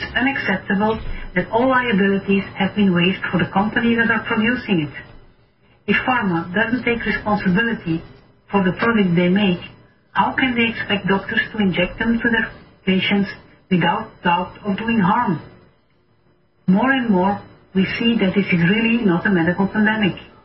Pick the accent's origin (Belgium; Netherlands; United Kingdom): Belgium; I'm a medical doctor from Belgium